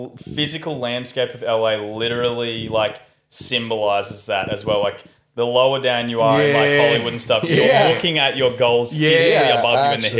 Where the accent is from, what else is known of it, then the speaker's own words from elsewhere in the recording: Australia; Yeah, because like all three of us are from country Australia towns and like all different sizes